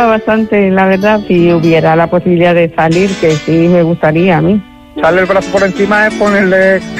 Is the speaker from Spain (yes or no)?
no; Bolivia; Eh, mm, morena, em, soy de Bolivia. Em, eh, bajita un poco.